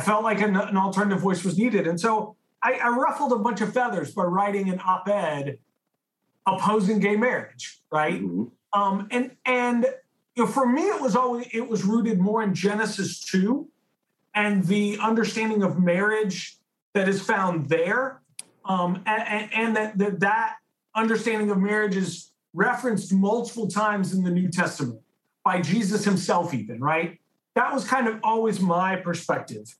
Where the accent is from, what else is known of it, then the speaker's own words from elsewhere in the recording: San Francisco, California, United States; I grew up in San Francisco